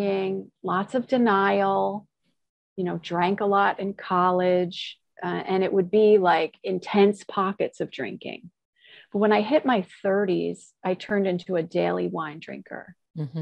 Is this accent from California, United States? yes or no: no; Long Island, New York, United States; when I was a kid growing up on Long Island